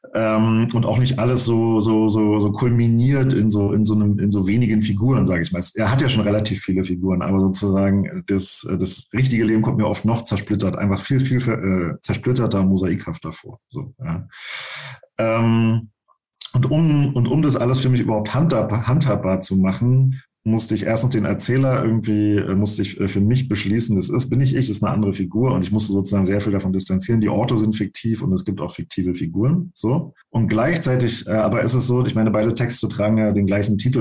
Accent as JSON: {"language": "German", "region": "Brandenburg", "country": "Germany", "tie": "born or raised there", "moved": "yes", "said": "nochmal nach Brandenburg, allerdings nicht dahin, wo ich aufgewachsen bin, sondern woanders hin"}